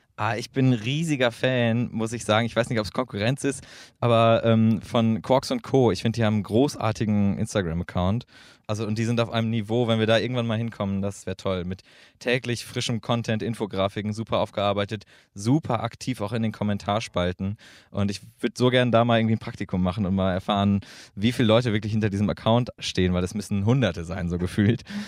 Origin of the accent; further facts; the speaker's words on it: Münster, North Rhine-Westphalia, Germany; moved away as an adult; now in Göttingen, Germany; Ich komme aus Münster